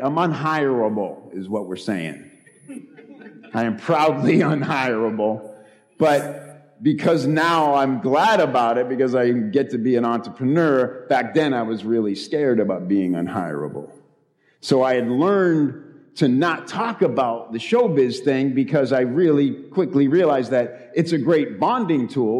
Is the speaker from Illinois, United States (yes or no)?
yes; Chicago, Illinois, United States; moved away as an adult; also born or lived in Los Angeles; I'm from Chicago. I came here from Chicago, too.